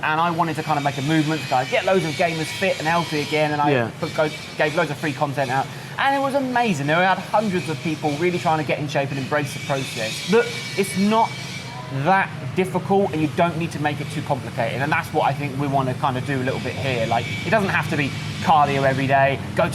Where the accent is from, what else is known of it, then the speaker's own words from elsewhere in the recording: Kent, South East England, United Kingdom; moved away as an adult; now in Pattaya, Thailand; I'm from Kent, so southeast of the UK. I moved to Pattaya about 10 days ago.